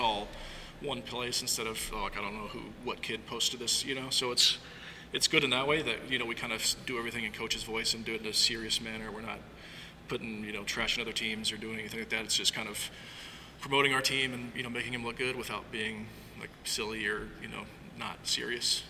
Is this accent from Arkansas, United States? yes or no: yes; Arkansas, United States; also born or lived in Los Angeles; now in Eugene, United States; I grew up in Arkansas.